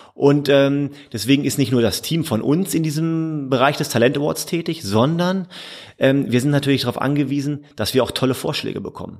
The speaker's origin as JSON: {"language": "German", "town": "Hildesheim", "region": "Lower Saxony", "country": "Germany", "also_born_or_lived": "Münsterland / Rhineland", "moved": "yes", "lives_now": "Mülheim, Germany", "said": "Ich komme ursprünglich aus der Nähe von Hannover, aus ah. Hildesheim"}